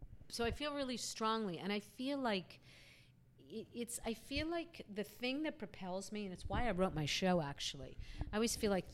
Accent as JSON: {"language": "English", "town": "New York City", "region": "New York", "country": "United States", "said": "Because I'm like a New Yorker. My parents are New Yorkers."}